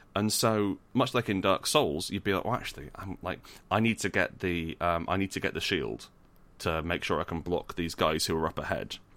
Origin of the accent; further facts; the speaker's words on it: Scotland, United Kingdom; I was born in Scotland